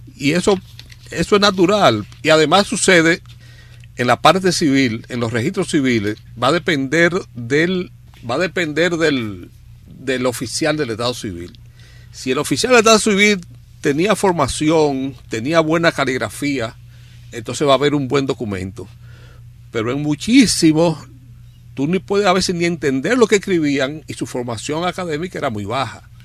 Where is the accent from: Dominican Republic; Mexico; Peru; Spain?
Dominican Republic; Dajabón; yo soy liniero, yo soy de Dajabón